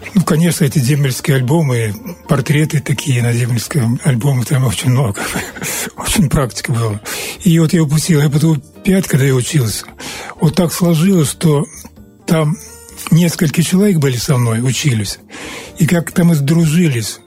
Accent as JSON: {"language": "Russian", "area": "an Old Believer village near here", "region": "Transnistria", "country": "Moldova", "tie": "born or raised there", "said": "Я родился в Старобрядском селе, недалеко здесь."}